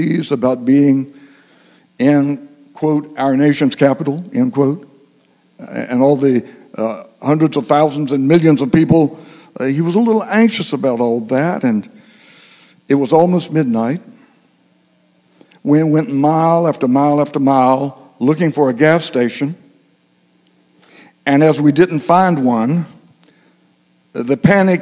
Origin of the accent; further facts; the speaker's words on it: United States; moved away; I grew up in the Washington-Baltimore area